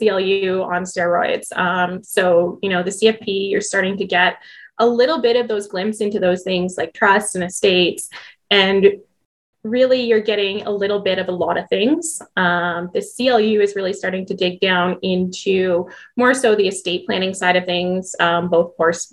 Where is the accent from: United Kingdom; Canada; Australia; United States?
Canada; Waterloo, Ontario; moved away as an adult; now in Edmonton, Canada; I am actually originally from Waterloo.